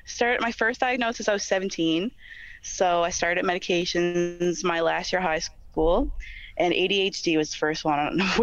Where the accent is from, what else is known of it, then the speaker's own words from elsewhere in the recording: Newfoundland and Labrador, Canada; I'm from Newfoundland, Labrador. I'm from the East Coast, baby.